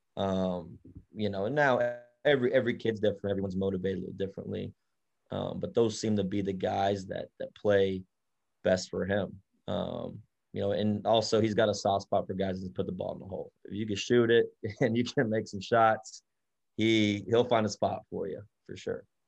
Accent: Dallas, Texas, United States; also born or lived in Salina, Kansas / Wichita, Kansas; growing up and where most of my my childhood was playing and all of that is in the Dallas area

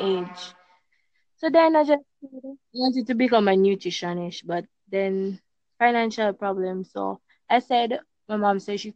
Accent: Jamaica; I'm from Jamaica

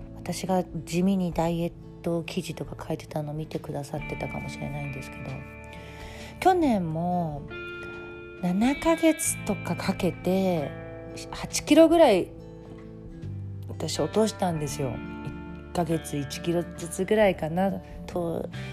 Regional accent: Tokyo, Japan; 私江戸っ子で両親も東京の人

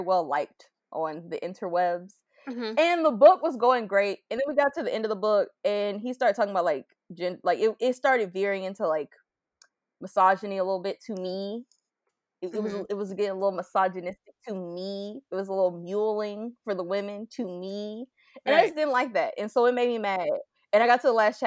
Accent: Florida, United States; I live, like I'm from Florida

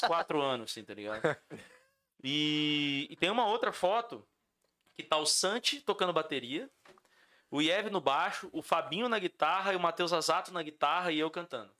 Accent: Campo Grande, Mato Grosso do Sul, Brazil; also born or lived in São Paulo; eu sou nascido em São Paulo. Mas eu vim para cá com seis meses de idade. E eu não me considero paulistano, eu me considero Campo eu me considero sumatogrossense

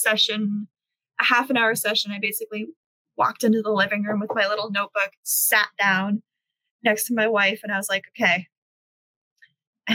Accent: United States; now in South Korea; I'm not an American

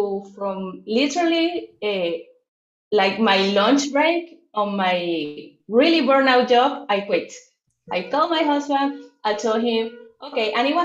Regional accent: Venezuela; English is a second language; I'm from Venezuela, Latin America

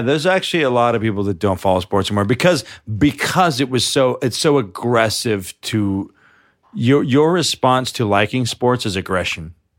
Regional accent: New York City, New York, United States; I'm from New York

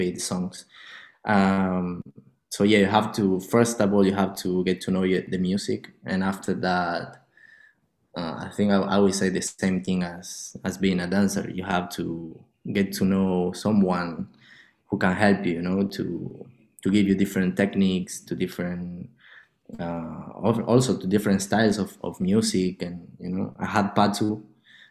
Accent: Argentina; I'm coming from Argentina.

